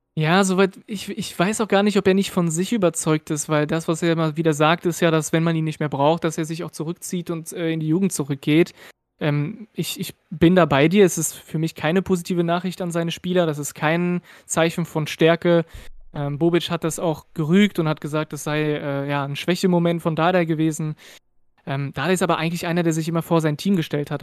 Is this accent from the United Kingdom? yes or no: no; France; German is a second language; also born or lived in Berlin; now in Rhineland, Germany; habe ich keinen deutschen Hintergrund, ich bin aus Frankreich